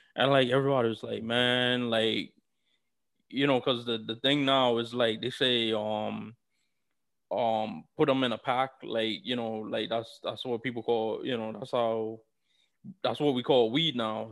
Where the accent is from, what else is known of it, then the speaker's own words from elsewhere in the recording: New York City, New York, United States; I'm from New York City